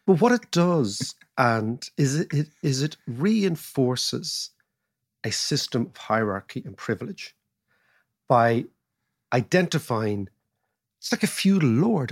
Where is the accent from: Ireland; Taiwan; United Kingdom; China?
Ireland; being Irish